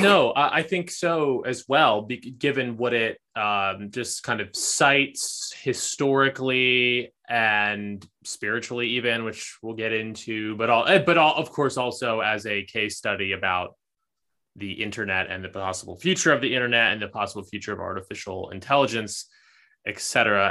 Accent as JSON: {"language": "English", "region": "East Coast", "country": "United States", "tie": "born or raised there", "moved": "yes", "lives_now": "Los Angeles, United States", "said": "was born on the East Coast, moved to L A, um, am kind of settled down here"}